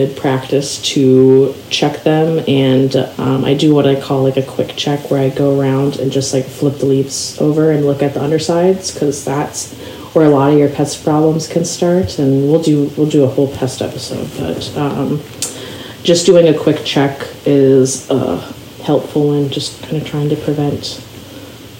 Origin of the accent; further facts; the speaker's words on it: Minneapolis, Minnesota, United States; I grew up around in the Twin Cities